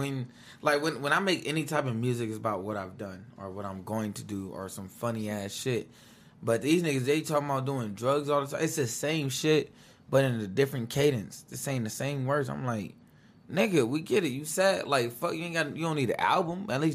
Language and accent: English; West Coast, United States; I'm from the West Coast, so everybody's expecting me like, oh, …, …, you know, that those type of people.